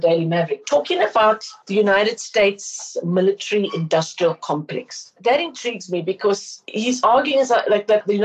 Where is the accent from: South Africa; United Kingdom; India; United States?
South Africa